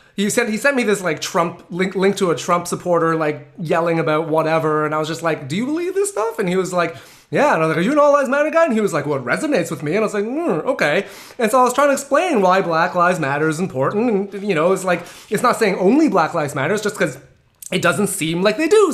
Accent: Canada; I grew up in, in North America. I grew up in Canada.

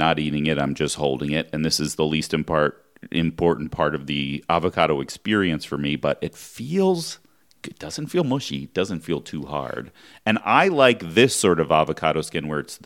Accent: Philadelphia, Pennsylvania, United States; the suburbs of Philadelphia, where I grew up in Pennsylvania

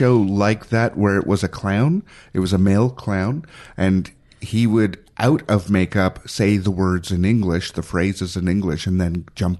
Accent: Ontario, Canada; I learned French. I am technically bilingual. Because high school, Ontario bilingual.

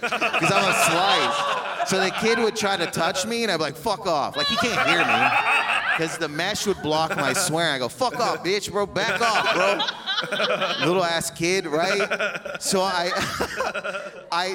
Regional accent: Windsor, Ontario, Canada; I'm from Windsor, Ontario

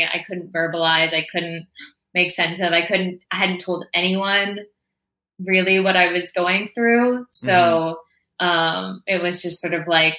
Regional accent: Toronto, Ontario, Canada; born or raised there; moved away as an adult

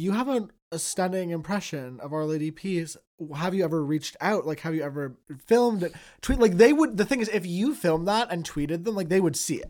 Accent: Toronto, Ontario, Canada; growing up in Toronto

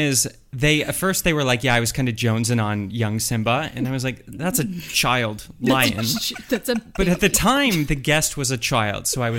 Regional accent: Oakville, Ontario, Canada; also born or lived in Japan; when I was a kid, I come from Oakville, Ontario.

